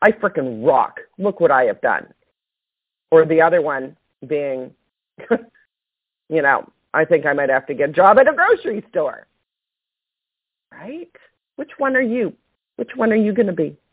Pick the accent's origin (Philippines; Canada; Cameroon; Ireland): Canada; I'm Canadian